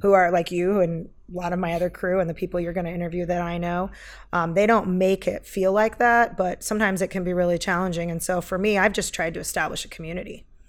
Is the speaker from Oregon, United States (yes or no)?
yes; Eugene, Oregon, United States; moved away as an adult; also born or lived in San Jose, California; I grew up here in Eugene, Oregon